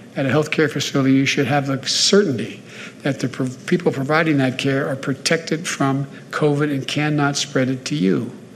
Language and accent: English; Pennsylvania, United States; I'm from Pennsylvania